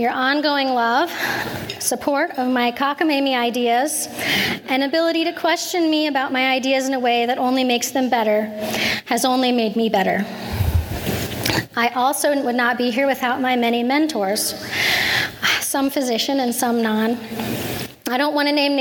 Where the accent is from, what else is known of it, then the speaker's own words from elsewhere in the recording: Kansas, United States; I am an introvert from the Midwest. Kansas, the state that is flatter than a pancake